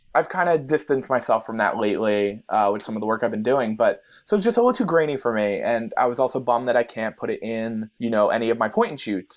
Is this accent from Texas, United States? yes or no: no; New Jersey, United States; growing up in New Jersey